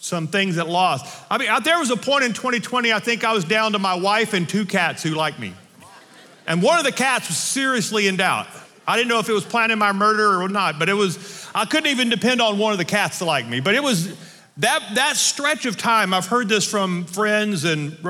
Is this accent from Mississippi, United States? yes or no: no; north Louisiana, United States; now in Colorado, United States; I was born and raised in Louisiana in the north part